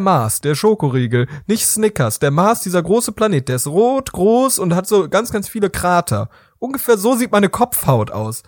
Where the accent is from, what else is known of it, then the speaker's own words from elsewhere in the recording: Rhineland, Germany; bei uns im Rheinland